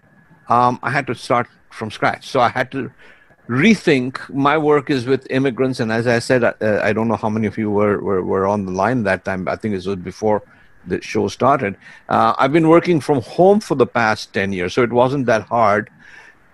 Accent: Mumbai, Maharashtra, India; also born or lived in Dubai, United Arab Emirates; now in Vancouver, Canada; I'm originally from India, from a city called Bombay. It was called Bombay when I left, and I still call it Bombay.

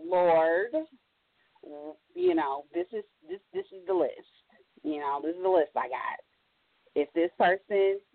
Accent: Indianapolis, Indiana, United States; I am from Indy, but I'm in Cleveland right now.

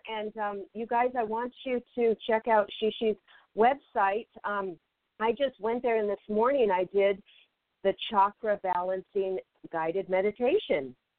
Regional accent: Seattle, Washington, United States; now in Los Angeles, United States; me being from Seattle, I grew up in Seattle, so, you know, that means the fall leaves crunching under my feet and all

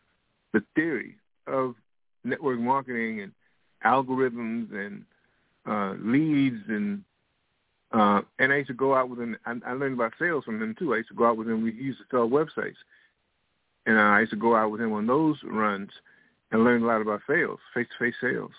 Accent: New York, United States; also born or lived in Washington, D.C.; now in Florida, United States; I'm from New York and Washington, D.C. I'm presently in Florida. Next year, I'll be moving to Raleigh, North Carolina.

